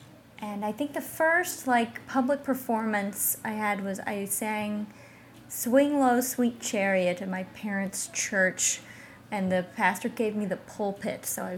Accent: Roopville, Georgia, United States; I'm from Carrollton, Georgia. Technically Roopville, Georgia, but yes, rural Georgia.

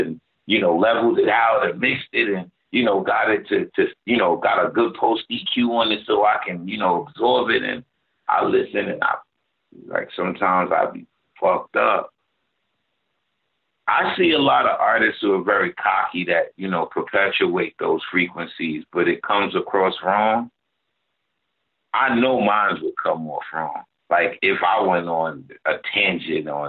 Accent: New York City, New York, United States; I'm from Brownsville

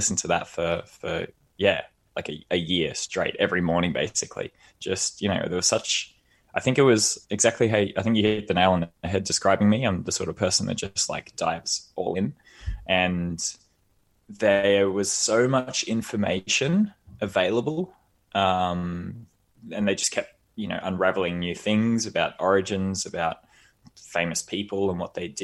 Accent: Australia; moved away as an adult; I'm Australian, I'm a bit of a barista

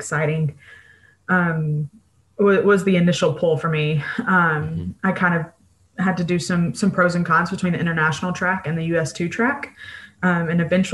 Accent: Mississippi, United States; moved away as an adult; now in Kalamazoo, United States; I am from Mississippi and moved to Kalamazoo, Michigan

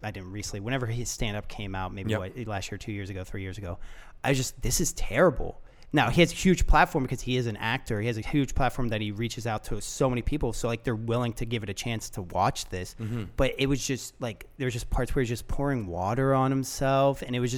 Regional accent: Florida, United States; And I'm not from Toronto. Mm-hmm. I'm from Florida.

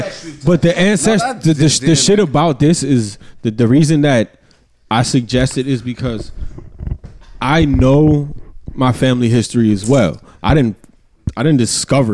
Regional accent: United States; I'm from America. I identify as a black man

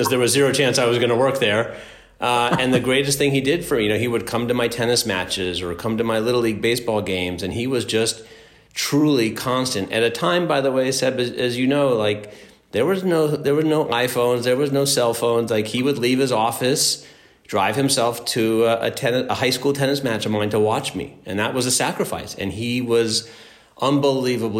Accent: Los Angeles, California, United States; growing up in Los Angeles

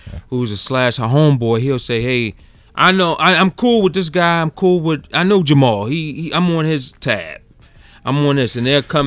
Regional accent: Baltimore, Maryland, United States; moved away as an adult; now in Atlanta, United States; I'm from Baltimore

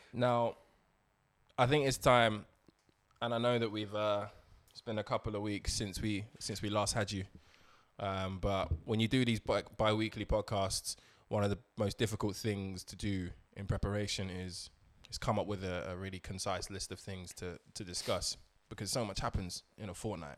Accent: London, United Kingdom; I was born in London, raised in London, but I am Nigeria by origin

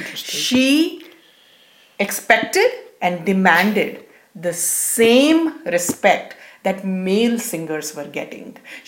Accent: Delhi, India; because I come from Delhi

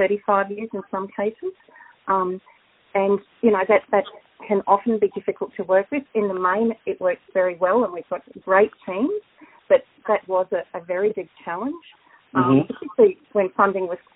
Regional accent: Brisbane, Queensland, Australia; moved away as an adult; also born or lived in Crookwell; now in Crookwell area, Australia; I'm originally from Brisbane, but I have a lot of roots here in the local community

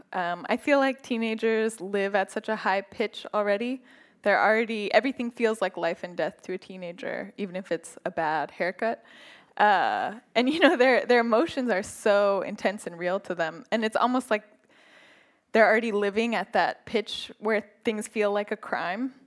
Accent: Northern California, United States; moved away; growing up in Northern California

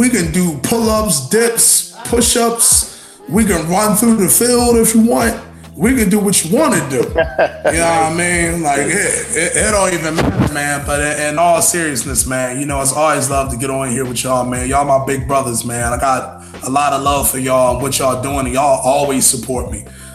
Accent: Philadelphia, Pennsylvania, United States; I'm from West Philly. So, like, I'm the West Philly fly guy

